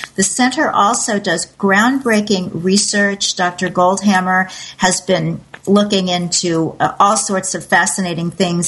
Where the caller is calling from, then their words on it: Costa Rica; I'm calling from Costa Rica